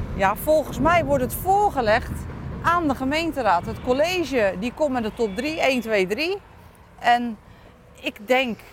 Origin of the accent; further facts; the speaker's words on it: Dordrecht, South Holland, Netherlands; Ik ben zelf in de Colijnstraat geboren